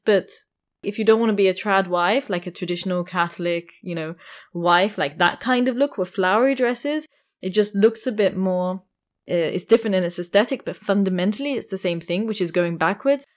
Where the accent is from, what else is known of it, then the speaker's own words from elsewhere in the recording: London, United Kingdom; I come from London